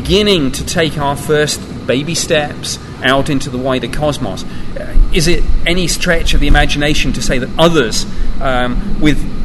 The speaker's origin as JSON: {"language": "English", "region": "Arizona", "country": "United States", "tie": "born or raised there", "said": "I grew up in Arizona"}